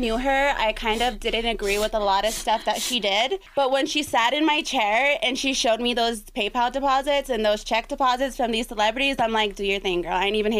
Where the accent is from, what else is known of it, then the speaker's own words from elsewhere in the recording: Denver, Colorado, United States; Okay, so I'm from Denver.